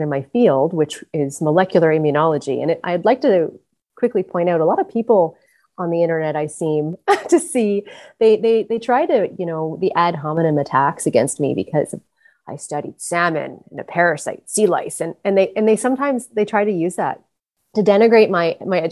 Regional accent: British Columbia, Canada; moved away as an adult; now in Prince Edward Island, Canada; I'm originally from British Columbia

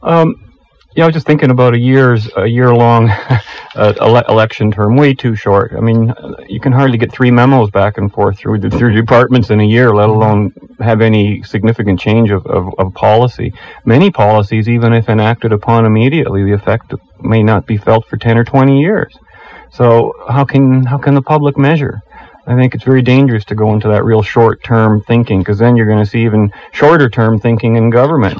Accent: Canada; as an English speaking Canadian

